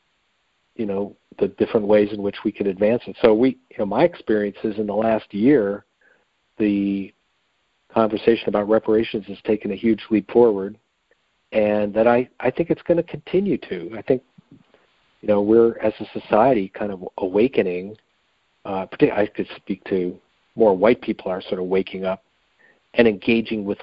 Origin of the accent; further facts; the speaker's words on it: Michigan, United States; I grew up in Michigan